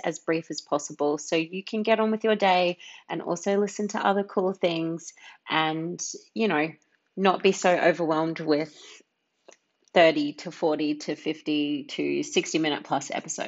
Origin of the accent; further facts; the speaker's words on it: Brisbane, Queensland, Australia; also born or lived in Hervey Bay; I was born in Brisbane, and I was raised here in Brisbane, and then also up in Hervey Bay.